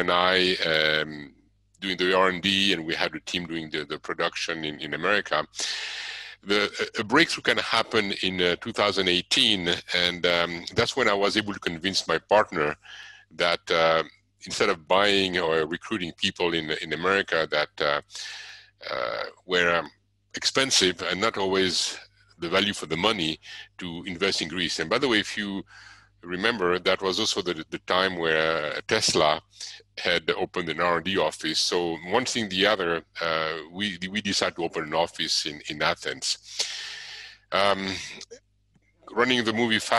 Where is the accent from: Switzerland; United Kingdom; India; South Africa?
Switzerland; moved away as an adult; also born or lived in Arizona, United States; I was born and raised in Switzerland. I moved to the USA when I was 23